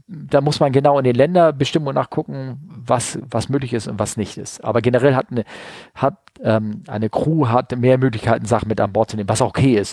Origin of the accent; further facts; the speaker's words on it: Hamburg, Germany; als Hamburger gehst du nicht zum Hamburger Fischmarkt